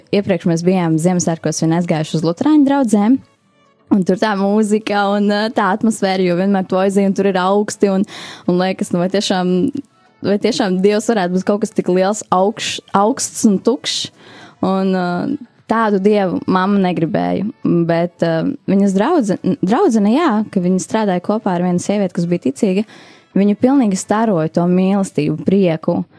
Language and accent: Latvian; Aizpute, Kurzeme, Latvia; moved away as an adult; now in Riga, Latvia; es nāku no mazas pilsētiņas, Skurzemē